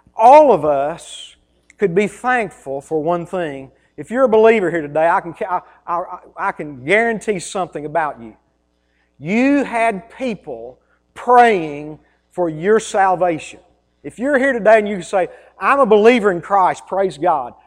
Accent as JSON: {"language": "English", "country": "United States", "tie": "born or raised there", "said": "I grew up in Taylor County. I grew up on a farm."}